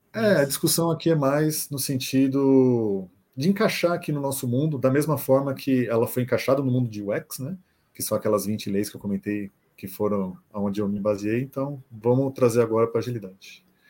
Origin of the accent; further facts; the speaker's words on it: São Paulo, Brazil; Nascido e criado aqui em São Paulo, 38 anos